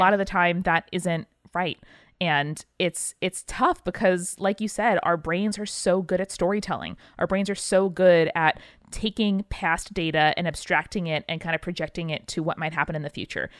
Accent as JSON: {"language": "English", "region": "Northeast", "country": "United States", "tie": "born or raised there", "said": "we grew up in the Northeast. We get nor'easters."}